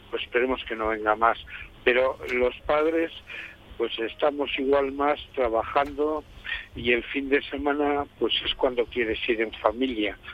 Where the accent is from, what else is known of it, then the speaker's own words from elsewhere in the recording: Rioja Alavesa, Basque Country, Spain; las personas que vivimos en esta zona, en el caso de Rioja Alavesa